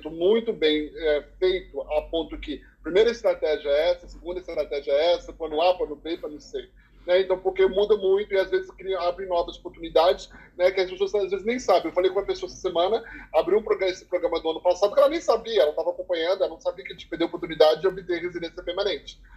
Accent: Canada; born there; eu nasci no Canadá, minha irmã nasceu nos Estados Unidos.

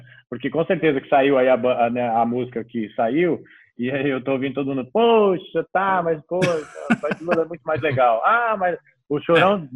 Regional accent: Brazil; para o brasileiro

